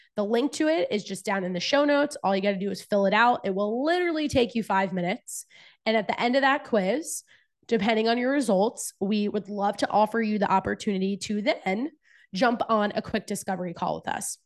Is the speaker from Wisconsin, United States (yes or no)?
no; New Jersey, United States; moved away as an adult; also born or lived in Virginia / Charlotte, North Carolina; I'm originally from New Jersey